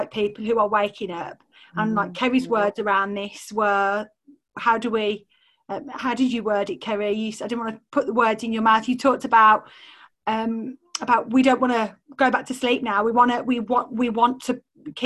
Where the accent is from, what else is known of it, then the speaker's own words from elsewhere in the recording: Solihull, West Midlands, United Kingdom; accent: posh Solihull; I've obviously got my posh Solihull accent on